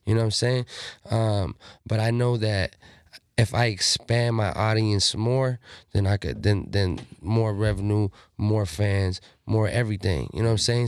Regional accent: Pomona, California, United States; I'm a Southsider from Pomona

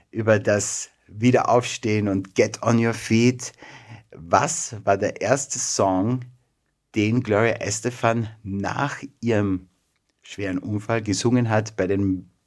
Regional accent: Vienna, Austria; born there; Äh, ich bin in Wien geboren.

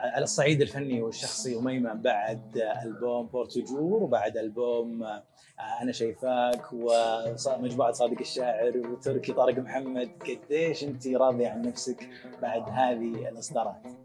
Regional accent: Saudi Arabia; في الجنوب عندنا في السعوديه

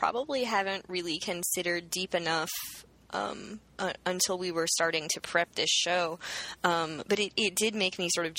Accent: the South, United States; I'm from the South, and that is a word that we use a lot.

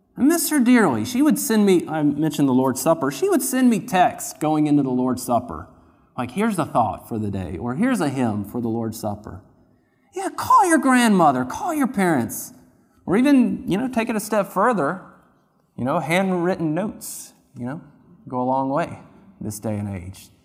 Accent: near Duke University, North Carolina, United States; moved away; I grew up near Duke University

